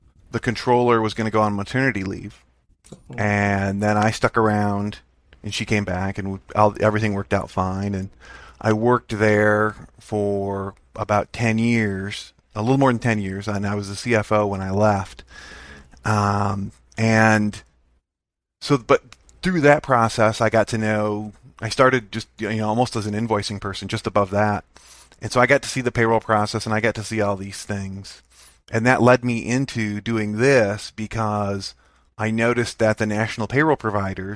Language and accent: English; Grand Rapids, Michigan, United States; I'm from Grand Rapids, Michigan